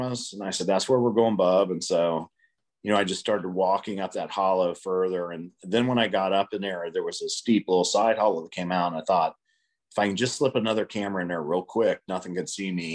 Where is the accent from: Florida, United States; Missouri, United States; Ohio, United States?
Ohio, United States; the one park that I grew up in Ohio, the most remote park there, grew up hunting there all the time as a child.